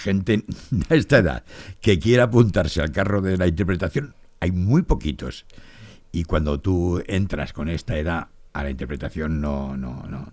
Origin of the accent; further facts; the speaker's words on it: Torrevieja, Valencian Community, Spain; moved away; also born or lived in Barcelona; Yo soy de Torrevieja, mi familia es de Torrevieja, yo soy de Torrevieja, nací en Torrevieja.